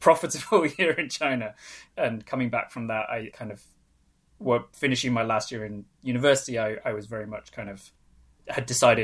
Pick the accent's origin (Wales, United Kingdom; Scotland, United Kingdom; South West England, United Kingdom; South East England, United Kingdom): Wales, United Kingdom; Anglesey, North; first language Welsh; English is a second language; moved away; I'm actually from the UK. I grew up in Ynysmon in North Wales